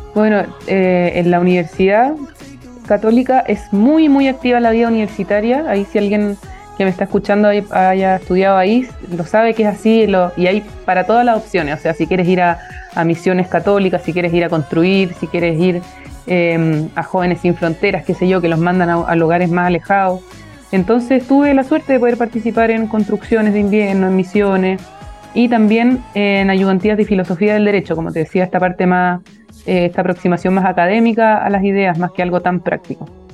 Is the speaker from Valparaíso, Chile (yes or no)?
yes; Viña del Mar, Valparaíso, Chile; moved away as an adult; now in Santiago, Chile; soy de Viña del Mar, partir por ahí, estudié en un, colegio